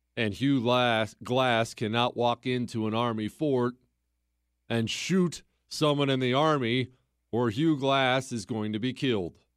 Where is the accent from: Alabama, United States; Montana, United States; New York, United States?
Montana, United States; Bozeman; moved away; I grew up in Bozeman, Montana